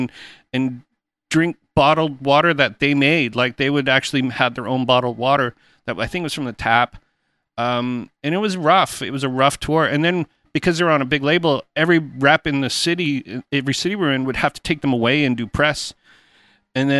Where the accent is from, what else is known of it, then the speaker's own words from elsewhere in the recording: Canada; in Canada, because that's where I'm Canadian